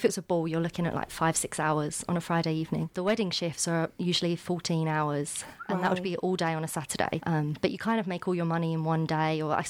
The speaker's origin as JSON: {"language": "English", "area": "Kent", "region": "South East England", "country": "United Kingdom", "moved": "as an adult", "lives_now": "Aberdeen, United Kingdom", "said": "I'm from Kent."}